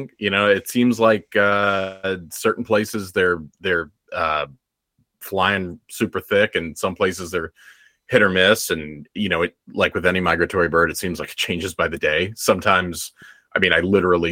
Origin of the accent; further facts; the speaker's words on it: Northeast, United States; moved away as an adult; now in Texas, United States; I am obviously a Northeastern guy originally